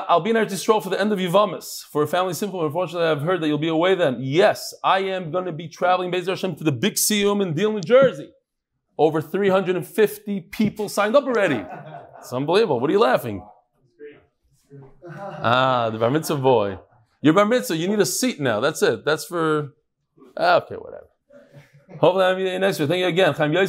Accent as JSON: {"language": "English", "region": "London", "country": "United Kingdom", "said": "not from Lakewood and not from Kiryas Yel. I'm exclusively from London."}